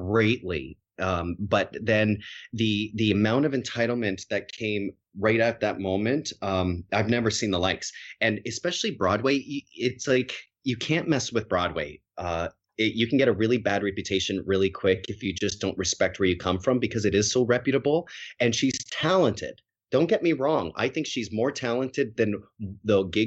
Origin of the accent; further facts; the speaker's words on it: Harrow, Ontario, Canada; moved away as an adult; also born or lived in Winnipeg; now in United States; I grew up in, like, one of the smallest farming communities in all of Canada, in Harrow, Ontario